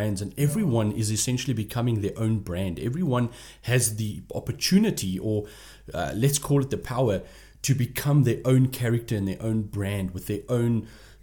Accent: Port Elizabeth, Eastern Cape, South Africa; I'm from Port Elizabeth, and I'm proud to be from Port Elizabeth

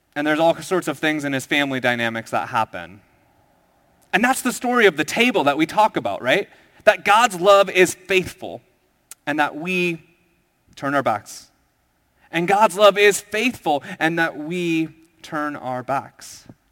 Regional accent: Minnesota, United States; moved away as an adult; also born or lived in Southern California; I went to college in South Ca, uh, Sou, Southern California, and I was from Minnesota

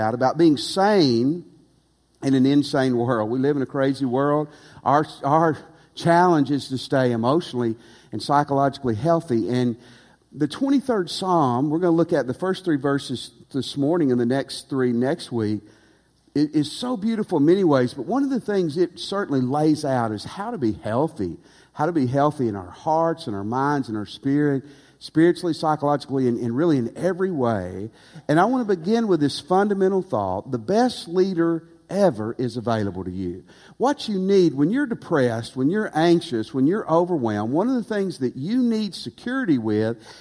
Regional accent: Tennessee, United States; also born or lived in Texas; now in Louisiana, United States; I grew up in Tennessee

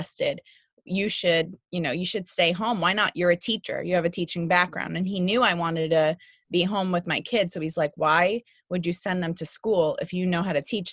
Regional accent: New York City, New York, United States; growing up in New York City

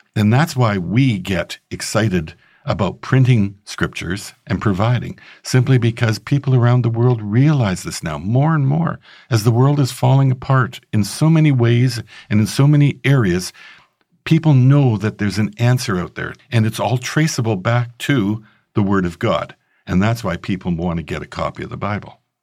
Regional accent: Regina, Saskatchewan, Canada; I grew up in Regina, Saskatchewan, Canada.

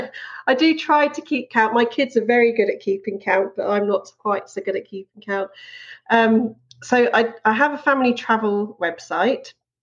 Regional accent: London, United Kingdom; moved away as an adult; now in York, United Kingdom; as you might guess already, I'm not Yorkshire born and bred. I was born and brought up in London. I moved to York 16 years ago.

